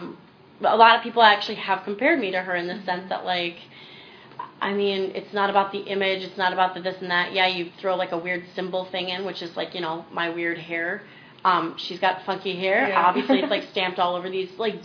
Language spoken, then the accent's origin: English; Minnesota, United States; moved away as an adult; now in Los Angeles, United States; I'm from Minnesota, and where I grew up wasn't exactly, like, small town, but it certainly wasn't LA or New York.